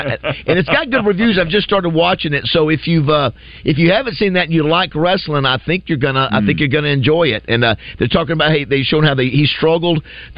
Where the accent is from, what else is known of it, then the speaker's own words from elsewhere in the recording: Florida, United States; moved away; growing up in Florida